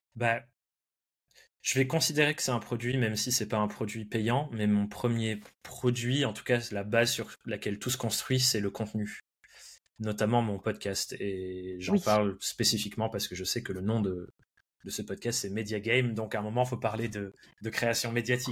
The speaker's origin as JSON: {"language": "French", "country": "France", "tie": "born or raised there", "also_born_or_lived": "England", "said": "je suis anglais de naissance, mais j'ai grandi en France, passé euh, quasiment toute ma vie en France"}